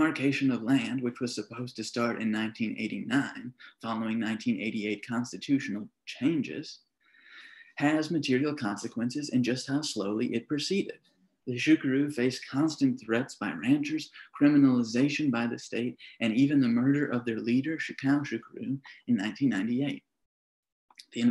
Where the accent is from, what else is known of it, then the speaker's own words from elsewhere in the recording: Minnesota, United States; moved away as an adult; now in St. Louis, United States; I'm from Minnesota. The cities, what Minnesotans call Minneapolis and St. Paul, is what I would call my home